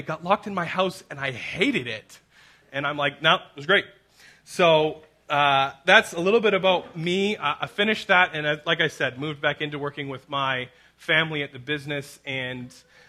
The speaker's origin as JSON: {"language": "English", "town": "Abbotsford", "region": "British Columbia", "country": "Canada", "tie": "born or raised there", "said": "I grew up and born and raised in Abbotsford"}